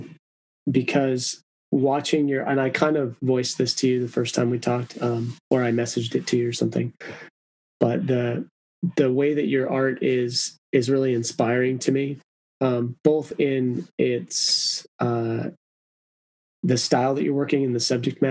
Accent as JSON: {"language": "English", "country": "Mexico", "tie": "born or raised there", "said": "I was born down in Mexico"}